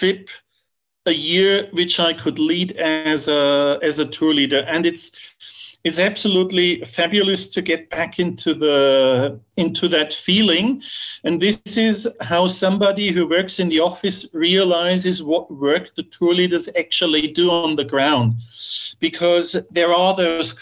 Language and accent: English; Bavaria, Germany; accent: Bavarian dialect; first language German; English is a second language; moved away; also born or lived in Czech Republic / Italy; German by birth, despite my friend said, because I'm from Bavaria, I'm not even speaking proper German, because it's kind of a dialect.